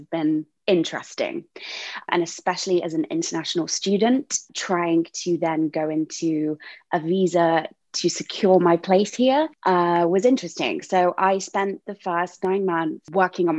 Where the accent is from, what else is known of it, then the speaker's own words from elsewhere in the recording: Rugby, West Midlands, United Kingdom; moved away as an adult; also born or lived in London; now in New York City, United States; I was actually born and raised in Rugby